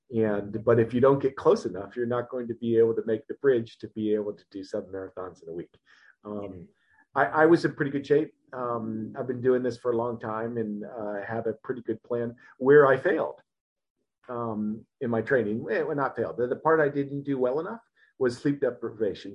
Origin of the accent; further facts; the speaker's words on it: Ohio, United States; I was born and raised in Ohio. Uh, in the United States.